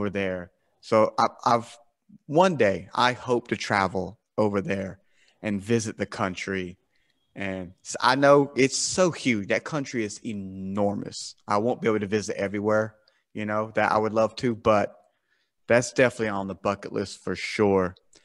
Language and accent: English; South Carolina, United States; I'm from America, right? I'm from the, South Carolina in America